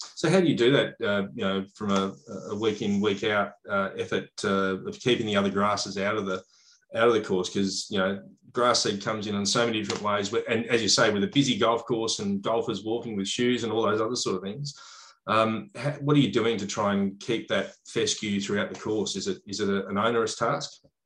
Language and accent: English; Australia; as an Australian